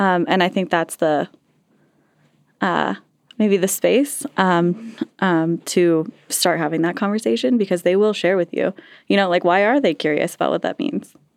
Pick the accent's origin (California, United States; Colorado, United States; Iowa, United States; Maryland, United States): Colorado, United States; Castle Rock; also born or lived in Sedalia, Colorado / Larkspur, Colorado; I grew up in Casa Rock and Sedalia and Larkspur.